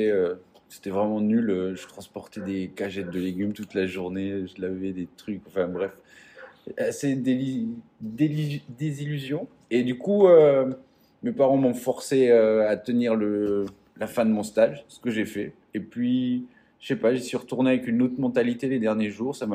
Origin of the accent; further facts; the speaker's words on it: eastern France, France; j'ai grandi dans l'est de la France, en métropole, dans un tout petit